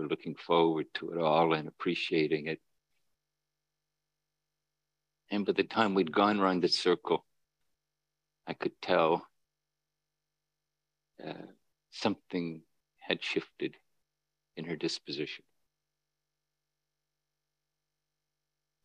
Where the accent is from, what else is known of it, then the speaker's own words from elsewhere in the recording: Northern Ireland, United Kingdom; where I grew up in Northern Ireland